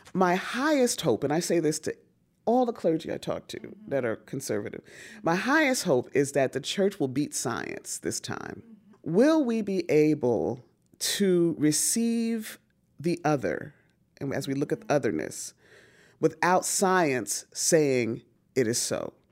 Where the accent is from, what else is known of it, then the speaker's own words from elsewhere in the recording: Newark, New Jersey, United States; I was born in Newark, New Jersey